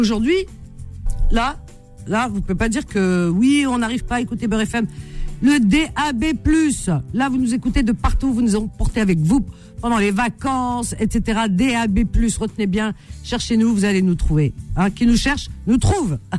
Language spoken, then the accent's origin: French; Tunisia; je suis tunisienne